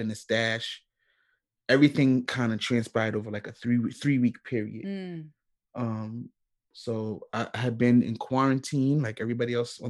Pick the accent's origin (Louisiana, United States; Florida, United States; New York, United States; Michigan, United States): New York, United States; New York City; accent: New York; Born and raised in Queens, New York, Jamaica, Queens